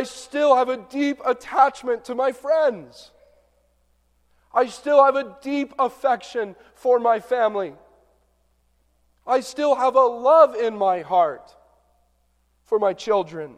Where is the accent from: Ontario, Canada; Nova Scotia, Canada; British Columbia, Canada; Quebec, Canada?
Ontario, Canada; southern; now in Michigan, United States; growing up in southern Ontario